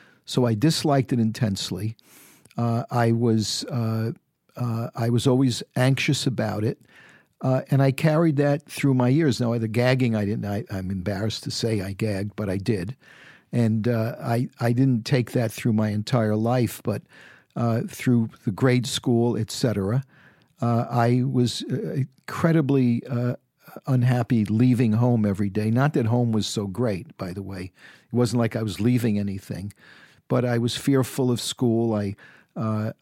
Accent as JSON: {"language": "English", "town": "New York City", "region": "New York", "country": "United States", "tie": "born or raised there", "also_born_or_lived": "San Francisco", "moved": "as an adult", "said": "growing up in the Bronx"}